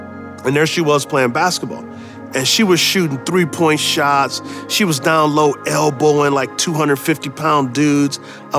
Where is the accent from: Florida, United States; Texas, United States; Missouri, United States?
Texas, United States; San Antonio; I grew up in San Antonio, Texas. We were what's called PO, not poor, because we couldn't afford the O and the R.